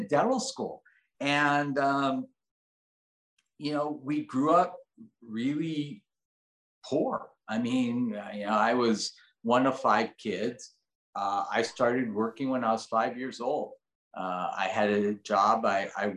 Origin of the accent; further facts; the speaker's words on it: Los Angeles, California, United States; also born or lived in Switzerland; I grew up in Granada Hills.